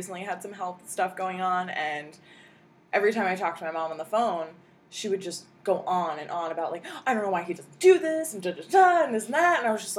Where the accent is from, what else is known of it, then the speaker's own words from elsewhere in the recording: New Jersey, United States; moved away; also born or lived in New York / New Hampshire / Maine; I grew up in Jersey and New York